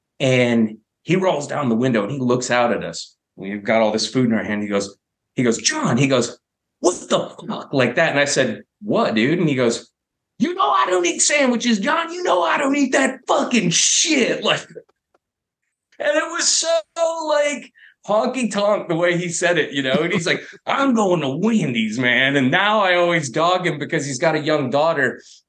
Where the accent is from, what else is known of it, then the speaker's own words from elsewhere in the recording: Fort Lauderdale, Florida, United States; also born or lived in Orlando / Arkansas / Montana / North Carolina; but then I moved around from Fort Lauderdale. I lived in... Orlando, and we moved all around, lived in Arkansas, Montana, and then eventually landed in North Carolina on and off, and then LA.